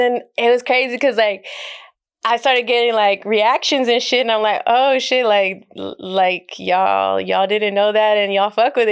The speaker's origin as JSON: {"language": "English", "town": "El Paso", "region": "Texas", "country": "United States", "tie": "born or raised there", "moved": "as an adult", "said": "I spent most of my life there"}